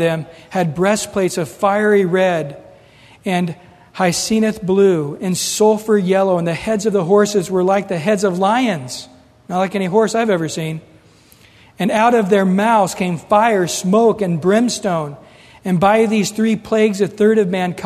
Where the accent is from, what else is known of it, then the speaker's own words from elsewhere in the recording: United States; us as Americans